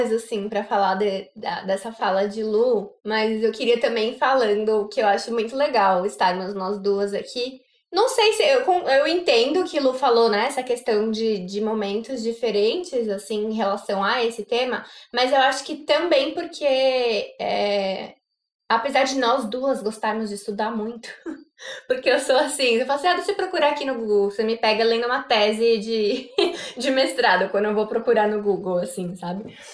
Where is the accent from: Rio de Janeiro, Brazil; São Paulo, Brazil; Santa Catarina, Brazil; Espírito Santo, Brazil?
São Paulo, Brazil; vim da engenharia, vim de São Paulo, capital, é, vinda do primeiro setor, trabalhando em indústria de alimentos.